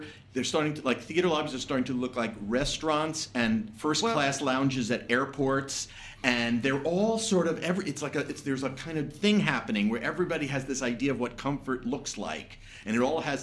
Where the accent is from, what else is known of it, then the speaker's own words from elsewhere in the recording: New Jersey, United States; I'm from New Jersey.